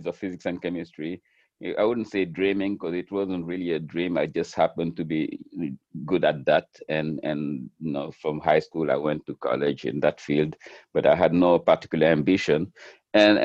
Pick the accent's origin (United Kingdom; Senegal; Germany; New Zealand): Senegal; Dakar; moved away as an adult; also born or lived in Miami; now in New York, United States; I was born in Dakar, and I was a student of in physics and chemistry at Dakar University